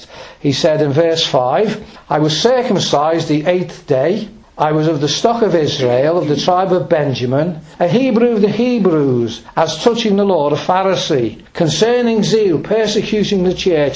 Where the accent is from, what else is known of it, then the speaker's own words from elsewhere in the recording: Birkenhead, North West England, United Kingdom; I was born in Birkenhead, born right outside Camelard's Gate. And we lived in a block of flats, a tenement block